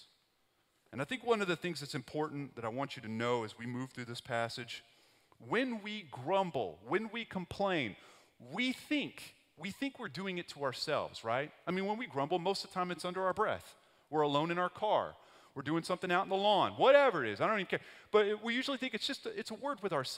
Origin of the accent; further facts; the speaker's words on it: West Texas, United States; That's where I grew up. I grew up in West Texas